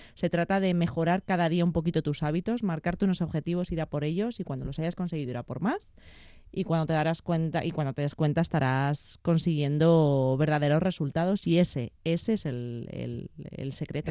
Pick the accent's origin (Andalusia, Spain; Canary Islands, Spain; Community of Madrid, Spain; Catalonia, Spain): Community of Madrid, Spain; Madrid; yo nací en Madrid